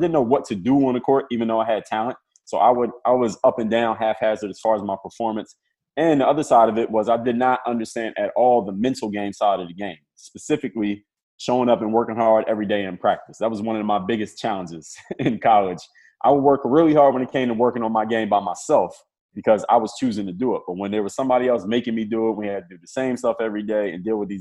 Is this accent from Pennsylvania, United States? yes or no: yes; Philadelphia, Pennsylvania, United States; I'm from Philadelphia